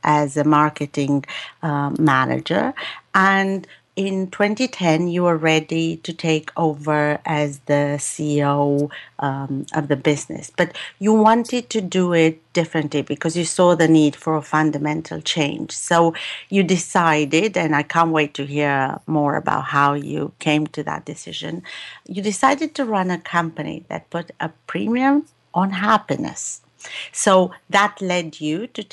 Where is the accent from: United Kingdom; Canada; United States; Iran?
United Kingdom; as a Brit